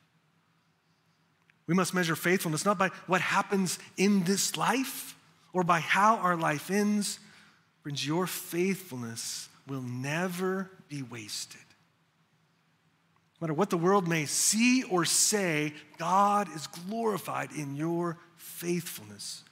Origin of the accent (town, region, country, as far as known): United States